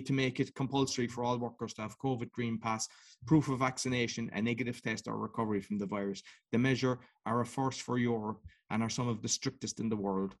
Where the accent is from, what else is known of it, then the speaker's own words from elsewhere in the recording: Cork, Munster, Ireland; I come from Cork in Ireland